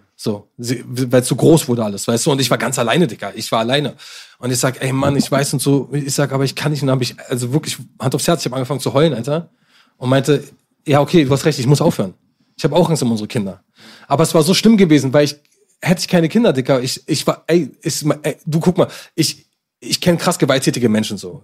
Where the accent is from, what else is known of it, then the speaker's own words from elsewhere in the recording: Berlin, Germany; als Berliner